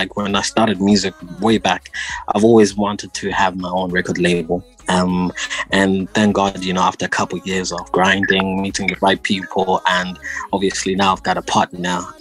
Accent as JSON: {"language": "English", "region": "Harare", "country": "Zimbabwe", "tie": "born or raised there", "said": "I was born and bred in Zimbabwe, born in Harare"}